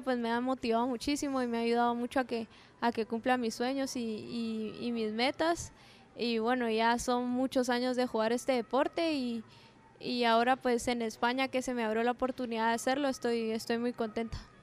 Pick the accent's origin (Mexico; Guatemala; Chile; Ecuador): Guatemala; moved away as an adult; now in Spain; soy una, una chapina que, que es soñadora